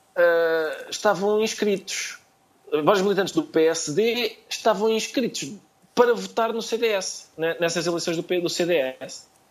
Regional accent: Portugal

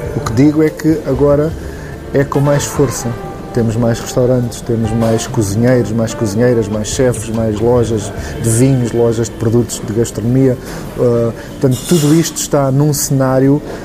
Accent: Algarve, Portugal; eu não sou de cá, eu nem sou de Lisboa, sou do Algarve

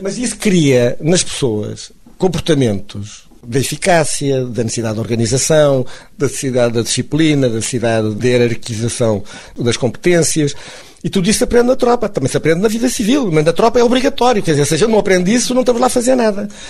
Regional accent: Funchal, Madeira, Portugal; also born or lived in mainland Portugal; now in Funchal, Portugal; sei que nasci na Madeira, que gosto de ter nascido na Madeira

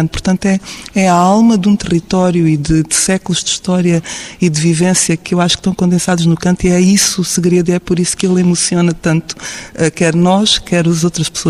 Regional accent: Alentejo, Portugal; Eu sou alentejana, como já se percebeu

